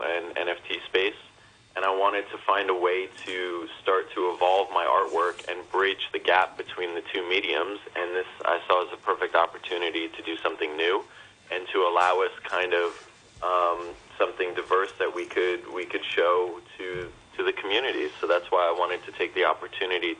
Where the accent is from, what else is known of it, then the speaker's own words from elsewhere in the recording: New York, United States; also born or lived in Manhattan, New York City / Westchester; I'm born and raised in New York